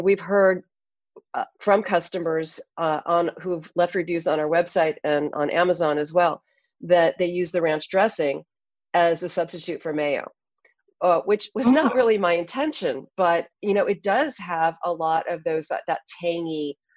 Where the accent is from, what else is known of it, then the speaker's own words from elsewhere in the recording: California, United States; also born or lived in Hawaii; I grew up in California